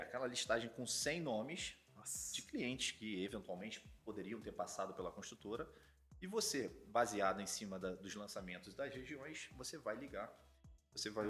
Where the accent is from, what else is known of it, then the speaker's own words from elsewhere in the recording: Rio de Janeiro, Brazil; na Tijuca, onde eu nasci aqui no Rio de Janeiro